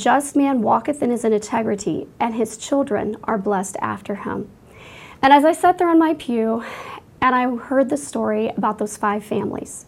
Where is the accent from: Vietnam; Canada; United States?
United States; Washington, Iowa; moved away; Iowa, which is my home state where I grew up